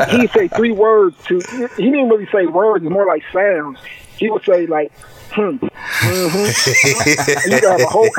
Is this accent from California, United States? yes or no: no; Omaha, Nebraska, United States; moved away as an adult; I'm from Omaha, Nebraska, born and raised, lived there from birth till I was 19 years old.